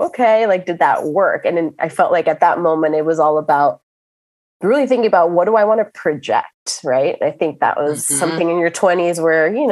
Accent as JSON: {"language": "English", "town": "Miami", "region": "Florida", "country": "United States", "tie": "born or raised there", "said": "in my 20s, you know, growing up in Miami"}